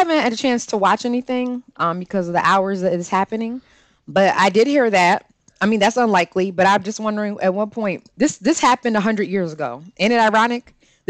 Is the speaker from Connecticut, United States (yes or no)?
yes; Connecticut, United States; and I'm from Connecticut